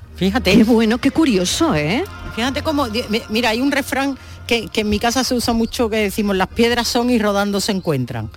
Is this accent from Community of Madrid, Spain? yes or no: no; Andalusia, Spain